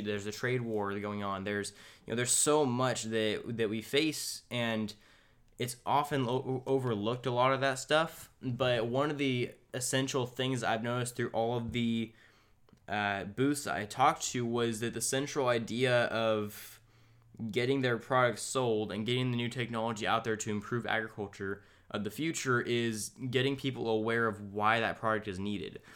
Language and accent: English; California, United States; we're, we're from California